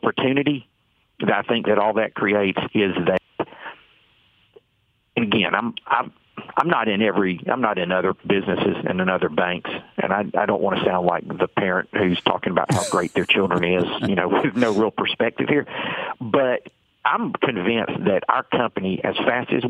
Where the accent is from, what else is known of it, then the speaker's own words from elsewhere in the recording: Atlanta, Georgia, United States; I'm being from Atlanta